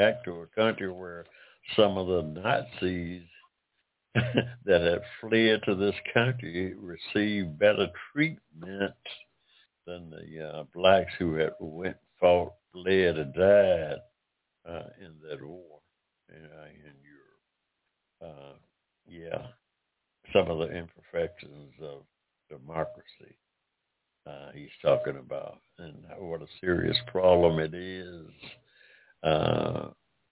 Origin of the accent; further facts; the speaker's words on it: United States; I'm American of African descent, and I say our democracy because my family has been here in this country some six generations dating back to 1784